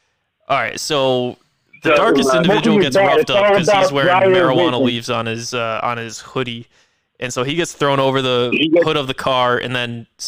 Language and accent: English; Connecticut, United States; also born or lived in Maryland; I was born in Maryland, but I rep Connecticut.